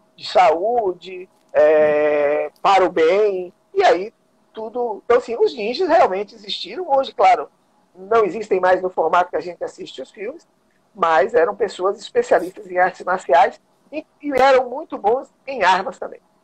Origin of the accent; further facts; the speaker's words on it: Vitória da Conquista, Bahia, Brazil; now in Salvador, Brazil; sou de Vitória da Conquista